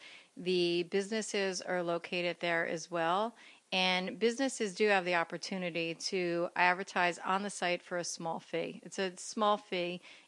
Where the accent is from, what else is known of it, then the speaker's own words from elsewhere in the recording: Harrison, New Jersey, United States; also born or lived in Scotch Plains, New Jersey; now in Cranford, United States; I grew up in Harrison, which is exit 145 off the Garden State Parkway, and I stayed there. I was there my whole life until moving to Scotch Plains and then settling here in Cranford.